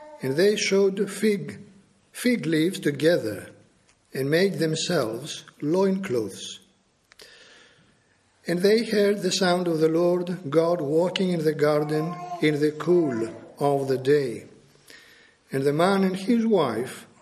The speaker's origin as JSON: {"language": "English", "country": "Greece", "tie": "born or raised there", "said": "I am a Greek national. I was born and brought up in Greece"}